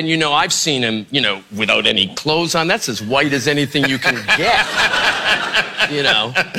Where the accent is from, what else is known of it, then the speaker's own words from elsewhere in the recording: Canada; now in United States; Canadian-American. Mm-hmm. I actually have four passports, you know. I have a British passport and an Irish passport, but I was born and raised in Canada, and I'm proud American citizen.